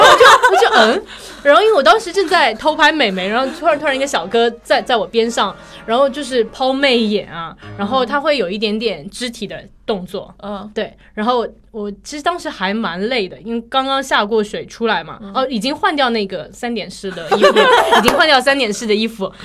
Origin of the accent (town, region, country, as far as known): China